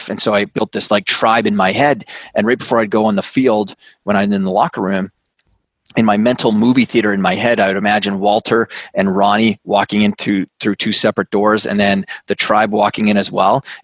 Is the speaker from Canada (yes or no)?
yes; Canada; now in New York City, United States; I'm Canadian. I grew up on a big farm and ranch up in uh, in Canada. Uh, you know, moved all around the world, and, and now live in New York City.